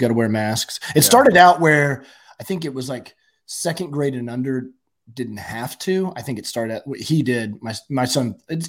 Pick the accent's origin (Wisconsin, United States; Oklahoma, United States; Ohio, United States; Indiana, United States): Oklahoma, United States; born and raised in Oklahoma. Lived in Oklahoma my whole life. Went to the University of Oklahoma.